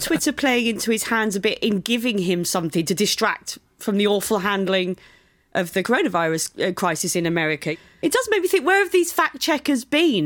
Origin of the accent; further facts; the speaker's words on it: Brighton, South East England, United Kingdom; my hometown of Brighton